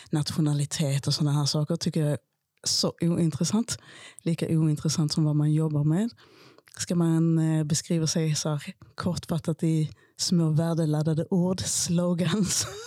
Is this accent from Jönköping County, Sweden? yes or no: no; Malmö, Skåne, Sweden; born there; Jag föddes i Malmö som fransk medborgare 1973. Och jag blev så småningom svensk medborgare när min pappa också blev det.